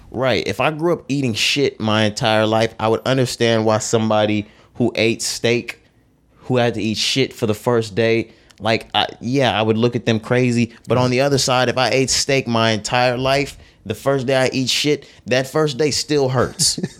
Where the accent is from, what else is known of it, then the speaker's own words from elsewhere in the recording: Texas, United States; growing up in Texas, walking in the mall, walking in stores, doing certain things